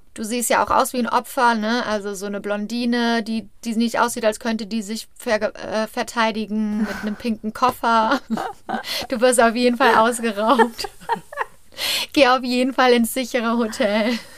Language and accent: German; Germany; now in United States; Ich bin ja Deutsche